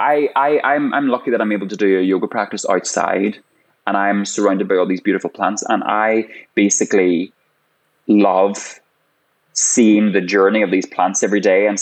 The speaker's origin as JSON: {"language": "English", "country": "Ireland", "said": "I'm Irish"}